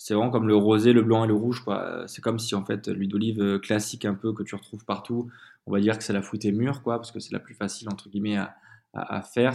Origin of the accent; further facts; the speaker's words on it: Comps, Occitania, France; also born or lived in Tarascon; je viens du Sud, hein, je viens de Provence. J'ai habité toute mon enfance autour d'Avignon, dans un petit village qui s'appelle Comps, qui, qui, qui, est du coup dans le Gard